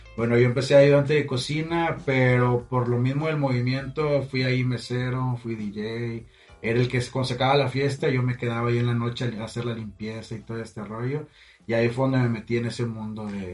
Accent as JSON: {"language": "Spanish", "town": "Matamoros", "region": "Tamaulipas", "country": "Mexico", "tie": "born or raised there", "said": "yo soy de aquí de Matamoros y estuve gran parte de, mi vida, yo creo que fue como a los 22 que me fui la primera vez"}